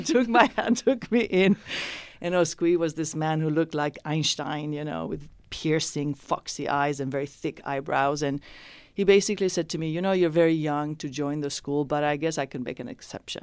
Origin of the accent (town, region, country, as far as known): Spain; born or raised there; also born or lived in Iran; now in San Francisco, United States